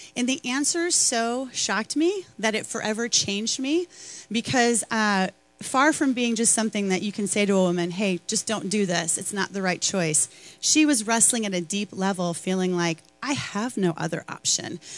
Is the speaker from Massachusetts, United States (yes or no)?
no; Chicago, Illinois, United States; I'm from Chicago